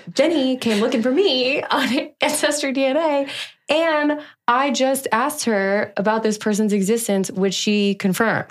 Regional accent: Denver, Colorado, United States; now in Austin, United States; I was born in Denver, Colorado on July sixth, nineteen ninety-one

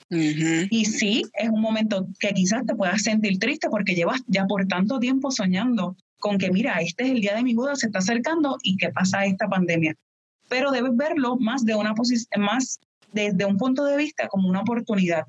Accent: Puerto Rico; moved away as an adult; yo soy de Puerto Rico. Ya luego me mudo para acá

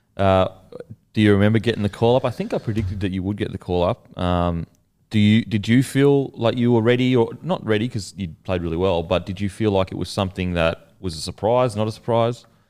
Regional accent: Australia; as an Aussie

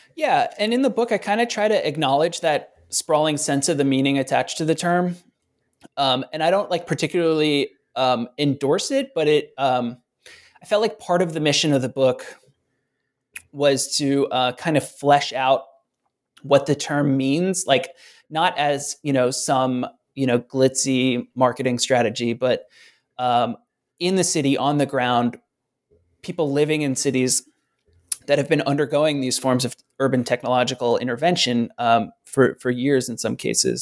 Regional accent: Philadelphia, Pennsylvania, United States; moved away as an adult; I ended up moving back to Philadelphia, which is my hometown.

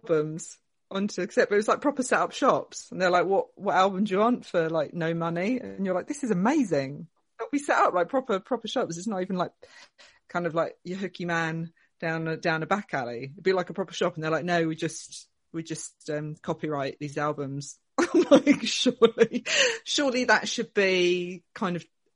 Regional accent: Essex, East of England, United Kingdom; I was born in Essex. Born and raised in Essex

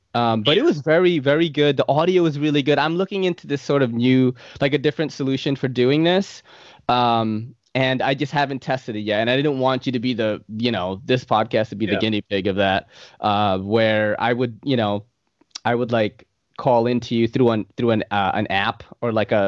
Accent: Philippines; maybe they'll ask me what nationality I am, and I'll be like, oh, I'm Filipino, you know? The Japanese and the Spaniards like took over my country and made us look way better.

